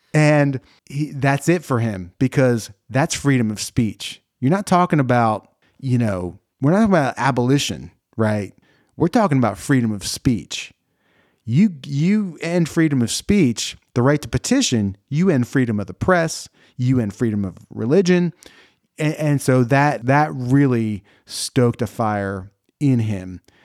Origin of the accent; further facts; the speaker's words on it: New Jersey, United States; I'm from New Jersey